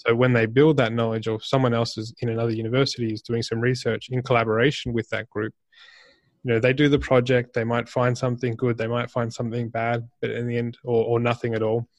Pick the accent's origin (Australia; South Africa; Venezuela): Australia; I'm Australian